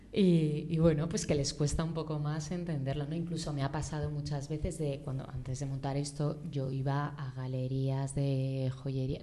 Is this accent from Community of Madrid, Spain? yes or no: yes; Madrid, Community of Madrid, Spain; also born or lived in Barcelona; yo nací en Madrid, estudié aquí, viví con mis padres 26 mm, años